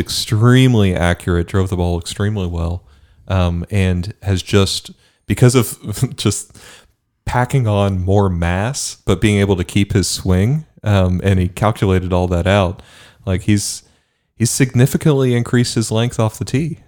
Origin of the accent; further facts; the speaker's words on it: Bermuda; moved away; I grew up in Bermuda